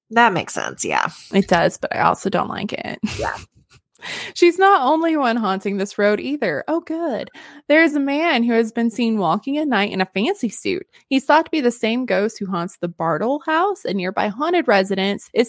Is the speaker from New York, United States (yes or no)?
no; Alaska, United States; I'm from Alaska. And while I get asked a lot if we live in igloos, we do not.